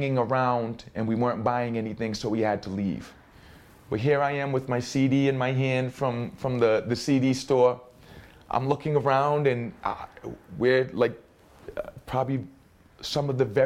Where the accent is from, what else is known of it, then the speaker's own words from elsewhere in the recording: Providence, Rhode Island, United States; growing up here in Mount Hope